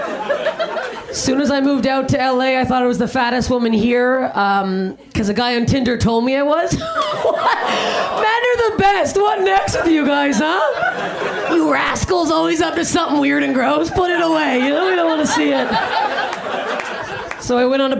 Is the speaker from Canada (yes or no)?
yes; Canada; I'm Canadian